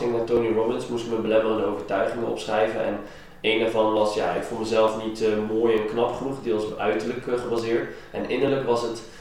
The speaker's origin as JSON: {"language": "Dutch", "country": "Iran", "said": "ik kom zelf uit Iran, daar is het ook niet altijd top."}